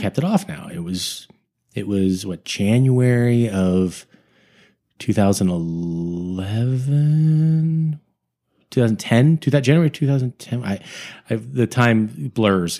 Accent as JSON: {"language": "English", "town": "Sunnyvale", "region": "California", "country": "United States", "tie": "born or raised there", "moved": "yes", "lives_now": "Los Angeles, United States", "said": "I am from the Northern California, the Bay Area up there, from, uh, Sunnyvale, which is a suburb of San Jose"}